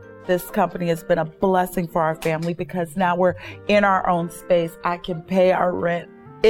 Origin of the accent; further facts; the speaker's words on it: Jersey City, New Jersey, United States; I grew up in Jersey City, New Jersey.